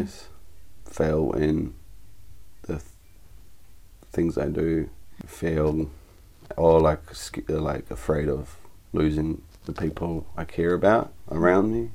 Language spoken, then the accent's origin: English; Netherlands; moved away; also born or lived in Cappadocia, Turkey; I was born in Holland